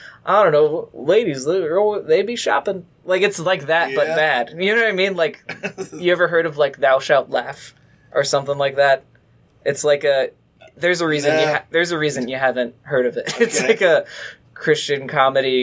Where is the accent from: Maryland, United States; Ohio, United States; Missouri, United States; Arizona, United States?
Ohio, United States; Columbus; moved away as an adult; now in Cincinnati, United States; I'm from Columbus. I was born and raised in Columbus for 18 years. But lived down here in Cincinnati now because I went to UC